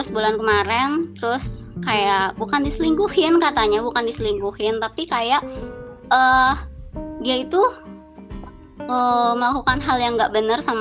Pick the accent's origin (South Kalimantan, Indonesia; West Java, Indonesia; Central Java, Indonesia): West Java, Indonesia; Bandung; dari Bandung.